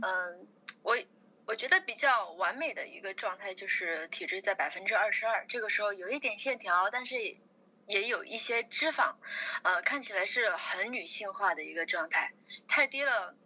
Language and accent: Chinese; Chongqing, China; 我是重庆人